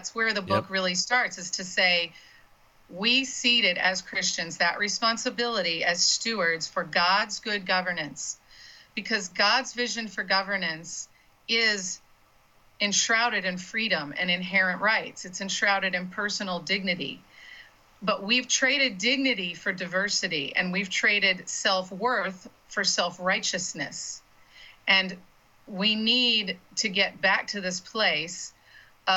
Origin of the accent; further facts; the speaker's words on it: Florida, United States; I'm from Florida and I cut my teeth on Florida politics